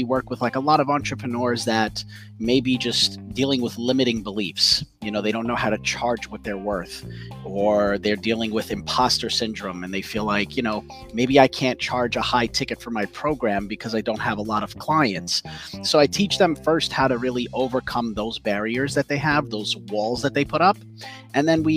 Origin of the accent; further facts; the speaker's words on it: New York City, New York, United States; I'm from New York City and I've worked all over Manhattan